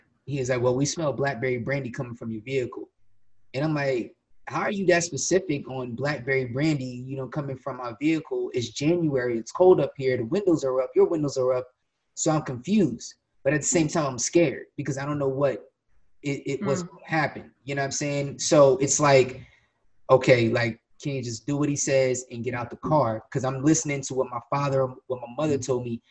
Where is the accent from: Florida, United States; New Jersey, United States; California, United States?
New Jersey, United States; Willingboro; I'm from Willimboro, but I don't go to Willimboro.